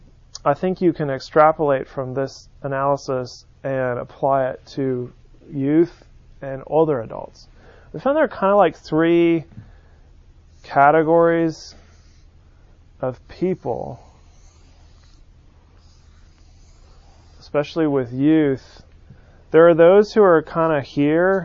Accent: San Francisco, California, United States; now in Birmingham, United States; I grew up on the West Coast

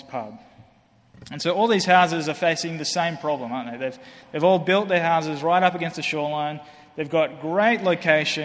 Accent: Australia; moved away; I come from Australia, obviously you can hear that. You might think I'm British, but I come from Australia.

